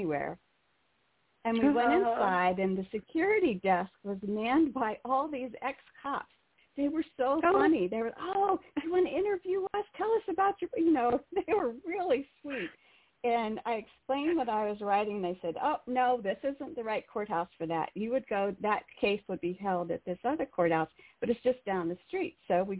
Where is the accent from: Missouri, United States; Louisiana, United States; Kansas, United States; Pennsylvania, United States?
Pennsylvania, United States; Carlisle; I grew up in Carlisle